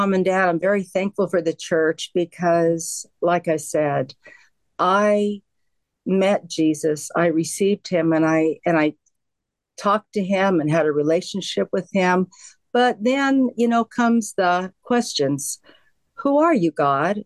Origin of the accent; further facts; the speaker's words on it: Pueblo, Colorado, United States; moved away as an adult; also born or lived in Clarksville, Arkansas / Oregon; I was raised in Pueblo, Colorado, till I was 18 and then moved to Oregon. So that's where all my growing up was.